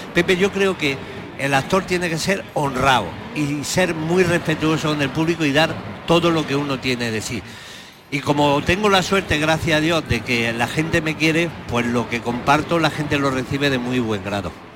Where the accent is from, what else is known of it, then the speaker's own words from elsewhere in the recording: Jaén, Andalusia, Spain; cada vez defiendo más a mi tierra, tengo más pasión por ella